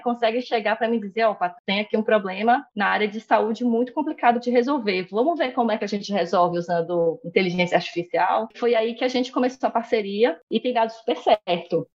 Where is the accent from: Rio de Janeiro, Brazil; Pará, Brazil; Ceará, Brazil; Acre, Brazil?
Pará, Brazil; Belém; moved away as an adult; now in Recife, Brazil; eu saí de Belém e vim morar em Recife